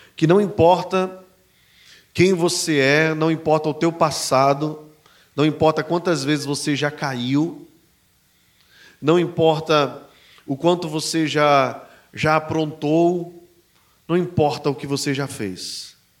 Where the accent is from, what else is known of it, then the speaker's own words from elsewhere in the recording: Brazil; somos brasileiros e não judeus. Mas em Cristo Jesus, eu e você, brasileiros